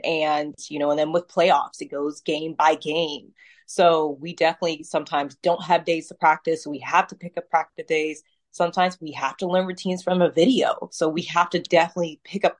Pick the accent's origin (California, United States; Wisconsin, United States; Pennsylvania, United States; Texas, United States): Pennsylvania, United States; now in Ohio, United States; I'm originally from Pennsylvania and I moved to Ohio later on in my life